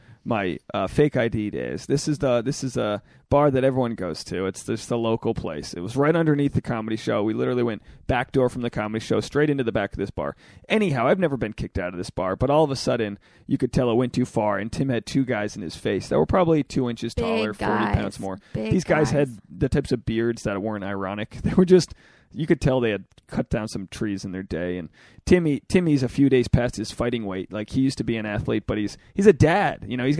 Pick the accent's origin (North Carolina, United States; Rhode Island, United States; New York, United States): Rhode Island, United States; Newport; My hometown, Newport, Rhode Island, has a Naval War College.